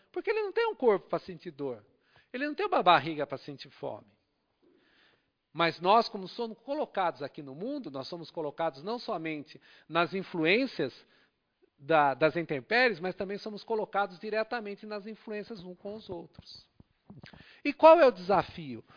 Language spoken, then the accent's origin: Portuguese; Brazil; nascemos aqui no Brasil